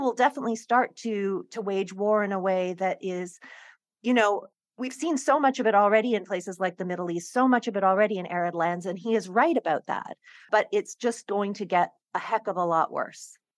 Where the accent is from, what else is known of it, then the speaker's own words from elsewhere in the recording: Hong Kong; I grew up in Hong Kong